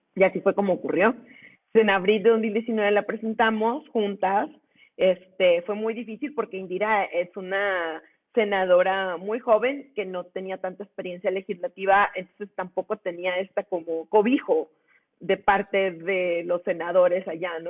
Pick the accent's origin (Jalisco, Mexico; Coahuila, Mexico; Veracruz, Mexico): Coahuila, Mexico; Monclova; now in Monterrey, Mexico; yo soy de Monclova, yo vivo en Monterrey